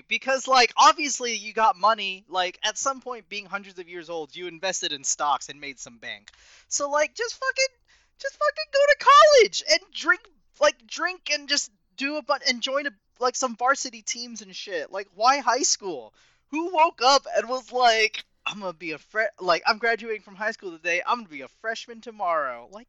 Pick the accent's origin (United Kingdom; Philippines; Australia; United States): Philippines; I'm Filipino, and someone goes, you're Japanese, and I get really pissy about it, and I'm like, well, you're wrong, but if they're pushing, sure. But if it was just, like, a simple mistake, which, as a Filipino man